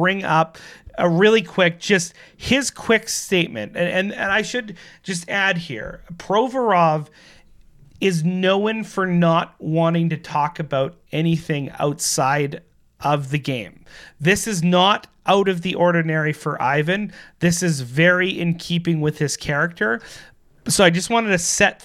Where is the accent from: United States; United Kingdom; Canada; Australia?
Canada; as Canadians